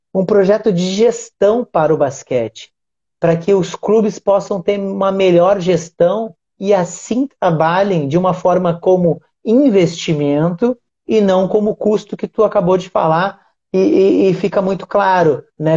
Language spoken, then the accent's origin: Portuguese; Uruguaiana, Rio Grande do Sul, Brazil; eu sou do Rio Grande do Sul